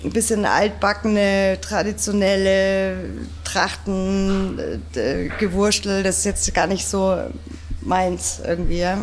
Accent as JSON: {"language": "German", "town": "Munich", "region": "Bavaria", "country": "Germany", "said": "aber ich finde, man muss jetzt als Münchner weder Bayerisch sprechen, noch Würstel essen"}